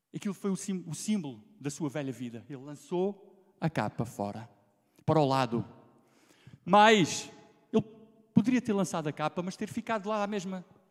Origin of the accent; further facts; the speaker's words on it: Alentejo, Portugal; accent: Alentejano; minha pronúncia lentejana, porque eu vou mantê-la sempre